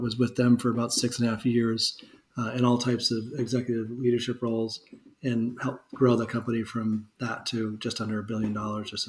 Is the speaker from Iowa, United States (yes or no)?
no; Massachusetts, United States; moved away as an adult; also born or lived in Alabama; I grew up in Massachusetts